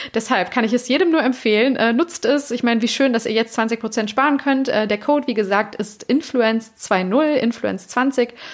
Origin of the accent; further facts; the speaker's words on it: Cologne, North Rhine-Westphalia, Germany; moved away; also born or lived in Bavaria; ich komme ja hier aus Köln und habe sehr lange in Bayern gewohnt